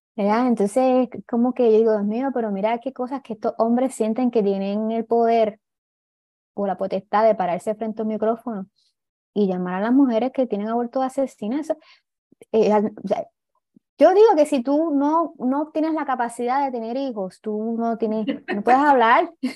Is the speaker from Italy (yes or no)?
no; Puerto Rico; Estamos sobrepoblados